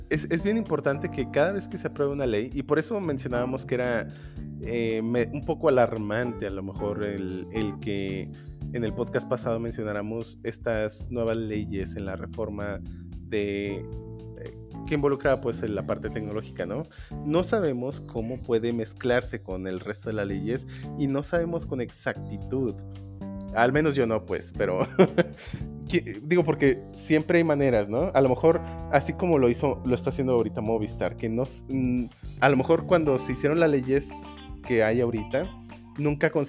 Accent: Mexico; no estamos en peligro como mexicanos

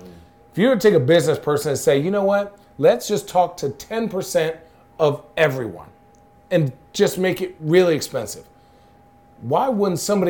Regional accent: Arizona, United States; now in Oregon, United States; I grew up in Arizona. I knew desert

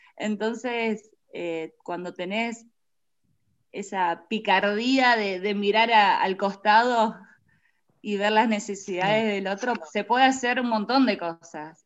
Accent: Reconquista, Santa Fe, Argentina; nosotros somos de Reconquista Santa Fe

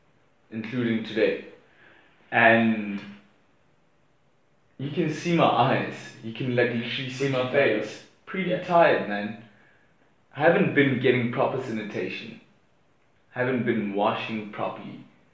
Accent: Johannesburg, Gauteng, South Africa; now in Cape Town, South Africa; I'm originally from Joburg

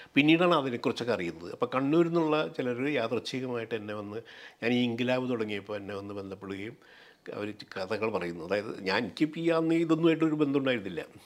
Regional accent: Pullut, Kerala, India; also born or lived in Thiruvananthapuram / Kozhikode; ഞങ്ങളുടെ പുല്ലുറ്റി മുഴുവനും തന്നെ സി പി ഐ ആയിരുന്നു

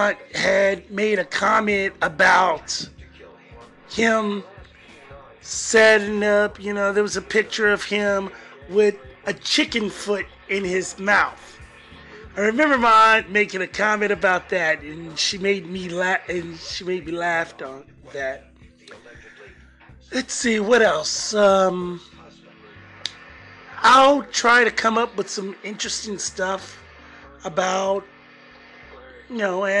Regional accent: Kansas City, Missouri, United States; also born or lived in Independence, Missouri; I was born in Kansas City, Kansas, but I was raised in Kansas City, Missouri

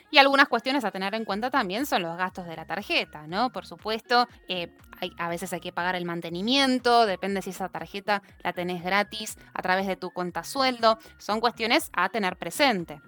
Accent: Argentina; cada uno de nosotros como argentinos

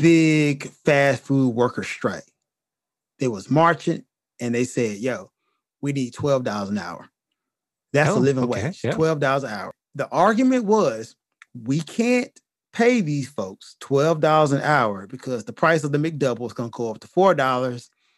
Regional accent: United States; As an American?

